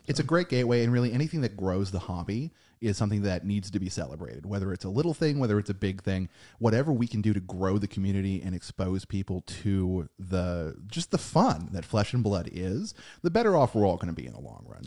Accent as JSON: {"language": "English", "country": "United States", "said": "we are American"}